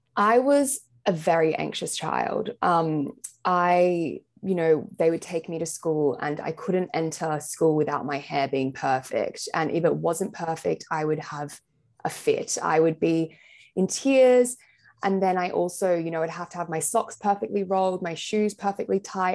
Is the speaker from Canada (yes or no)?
no; Sydney, New South Wales, Australia; moved away as an adult; now in London, United Kingdom; I'm from Sydney in Australia, but I've lived here now for just over a year and a half